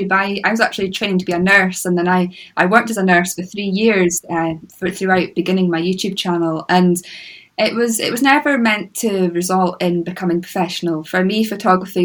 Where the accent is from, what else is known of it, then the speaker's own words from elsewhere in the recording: Moray coast, Scotland, United Kingdom; I grew up on the Moray coast